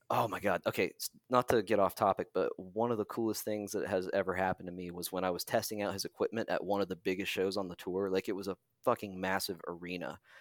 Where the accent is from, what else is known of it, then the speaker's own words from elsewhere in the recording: Parkersburg, West Virginia, United States; moved away as an adult; also born or lived in Atlanta, Georgia; my hometown, Parkersburg, West Virginia